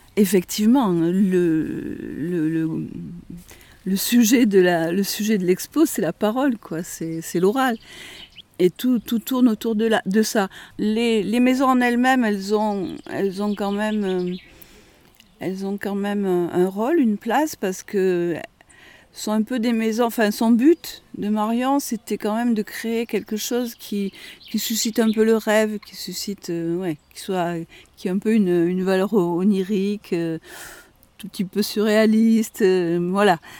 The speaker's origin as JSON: {"language": "French", "area": "Lozère, near Villefort", "region": "Occitania", "country": "France", "said": "j'étais originaire de Lozère, hein, mais d'un petit village qui n'était pas très loin du lieu où on était, Villefort"}